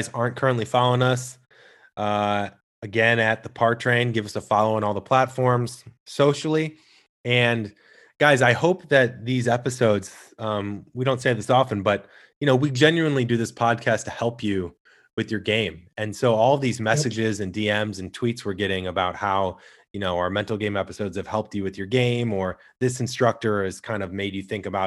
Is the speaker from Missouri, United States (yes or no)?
yes; St. Louis, Missouri, United States; I grew up in St. Louis